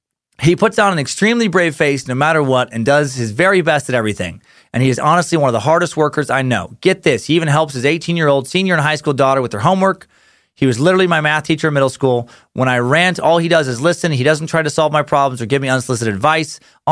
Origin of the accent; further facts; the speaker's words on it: Beloit, Wisconsin, United States; It was the day the Mob Barker gang robbed a bank in my hometown of Beloit, Wisconsin. We are literally right on the Wisconsin-Illinois border.